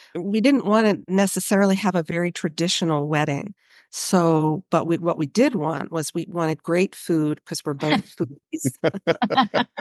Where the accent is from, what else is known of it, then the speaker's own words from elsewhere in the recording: Baltimore, Maryland, United States; moved away as an adult; also born or lived in Boston / Bay Area, California; I grew up in Baltimore, Maryland